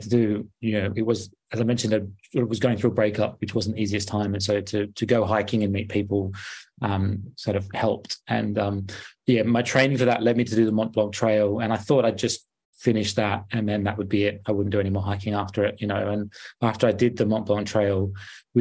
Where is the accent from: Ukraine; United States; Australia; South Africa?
Australia; moved away as an adult; now in London, United Kingdom; growing up in Australia